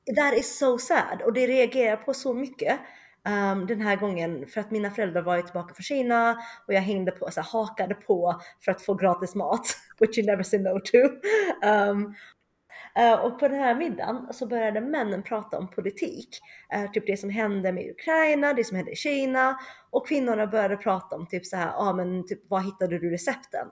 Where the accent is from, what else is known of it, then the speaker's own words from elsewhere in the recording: Sweden; moved away as an adult; also born or lived in Shenyang, China / Germany / United States / China; flyttade till Sverige när jag var två Eh, och växte upp i Uppsala och sen Höganäs